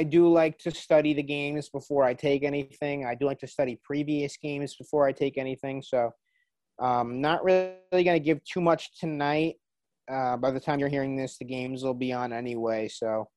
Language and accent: English; New York, United States; I am a New Yorker